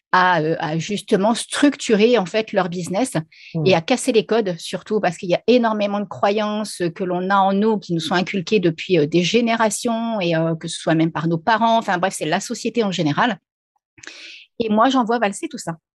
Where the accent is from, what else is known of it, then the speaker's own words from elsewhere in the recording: Reims, Grand Est, France; moved away as an adult; now in La Réunion, France; je suis originaire de Reims à la base, hein, même si maintenant je suis à La Réunion, mais je suis originaire de Reims.